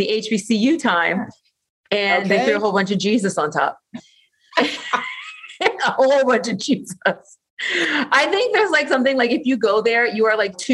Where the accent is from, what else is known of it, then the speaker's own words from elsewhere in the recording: Orange County, Southern California, United States; raised here in Southern California. I am one of those mysterious unicorn locals that you meet walking the streets of SoCal, but I'm from Orange County